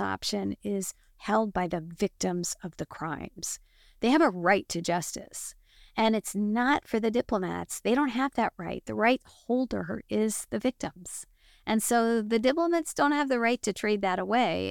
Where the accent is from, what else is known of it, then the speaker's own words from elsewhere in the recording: United States; as an American